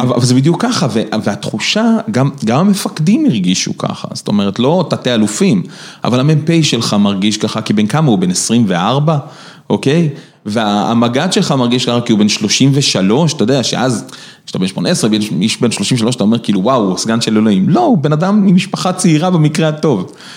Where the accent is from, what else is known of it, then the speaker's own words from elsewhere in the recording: Rishon LeZion, Central District, Israel; אני גדלתי בראשון, אוקיי? בראשון אין טמפרטורות קיצוניות